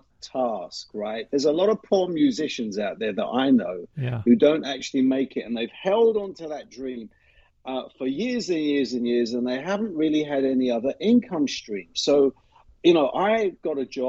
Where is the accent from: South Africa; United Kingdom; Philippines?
United Kingdom; London; moved away as an adult; also born or lived in Middle East; now in Boston, United States; I was born and raised in the city of London